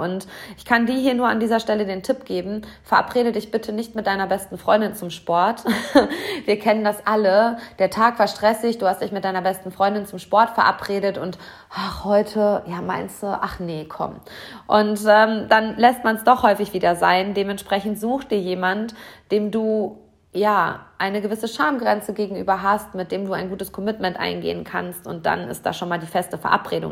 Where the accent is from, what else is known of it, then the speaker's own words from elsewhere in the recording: Hamm, North Rhine-Westphalia, Germany; hier in meiner Heimatstadt auf heimischer Marathonstrecke